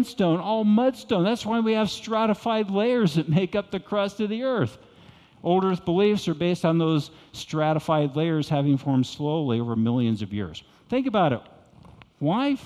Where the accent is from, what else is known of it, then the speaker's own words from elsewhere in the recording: United States; moved away; also born or lived in Arkansas; I came from Texas and Arkansas.